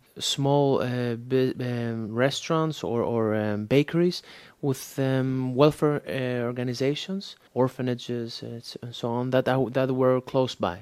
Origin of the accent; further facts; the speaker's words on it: Thessaloniki, Central Macedonia, Greece; now in Athens, Greece; I live now in Athens, Greece, but actually I come from Thessaloniki